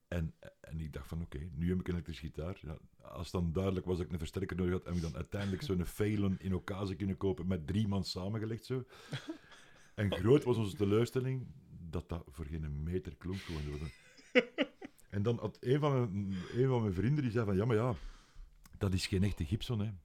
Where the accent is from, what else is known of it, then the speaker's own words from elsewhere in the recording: Leuven, Flanders, Belgium; ik ben van Leuven en in Leuven hadden wij ene muziekwinkel